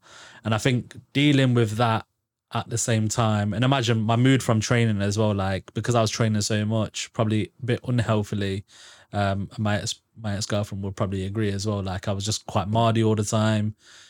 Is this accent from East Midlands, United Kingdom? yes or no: yes; Braunston, East Midlands, United Kingdom; because so I'm from Braunston.